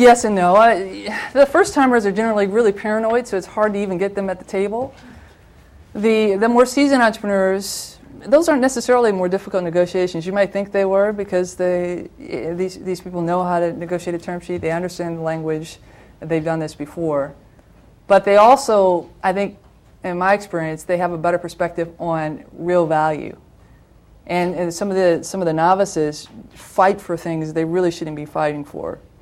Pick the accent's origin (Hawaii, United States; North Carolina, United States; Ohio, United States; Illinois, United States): Ohio, United States; Toledo; moved away; I worked back in my hometown. I'm a Toledoan from Ohio